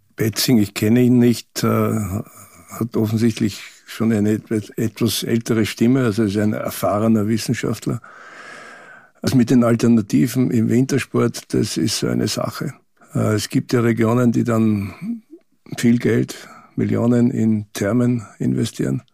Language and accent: German; Austria; für uns als Österreicher